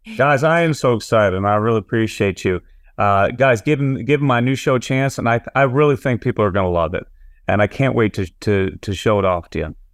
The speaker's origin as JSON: {"language": "English", "region": "New England", "country": "United States", "tie": "born or raised there", "also_born_or_lived": "Massachusetts / Nashville", "lives_now": "New Hampshire, United States", "said": "I grew up in New England"}